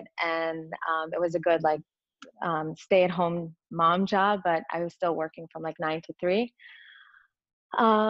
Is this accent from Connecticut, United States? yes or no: yes; Connecticut, United States; I grew up in Connecticut